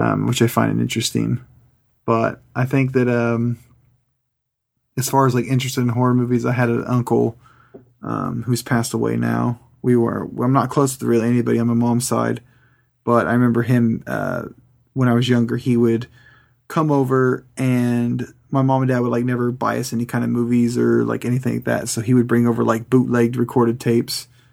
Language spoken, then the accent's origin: English; California, United States; now in Kansas, United States; I grew up in California